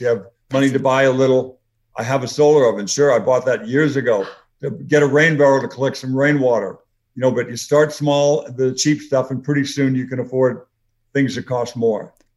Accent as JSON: {"language": "English", "town": "Los Angeles", "region": "California", "country": "United States", "tie": "born or raised there", "said": "I grew up in LA. I grew up in the San Fernando Valley"}